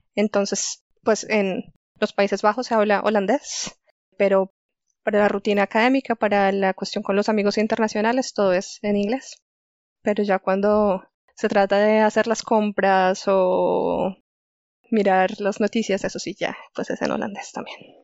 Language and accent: Spanish; Chía, Cundinamarca, Colombia; moved away as an adult; also born or lived in Delft, Netherlands; yo soy colombiana. Yo nací en Chía, que es un pueblito que queda muy cerca a Bogotá